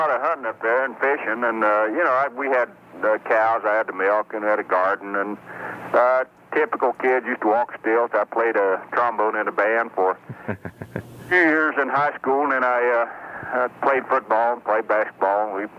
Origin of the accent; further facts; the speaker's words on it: Hamlin, West Virginia, United States; In West Virginia.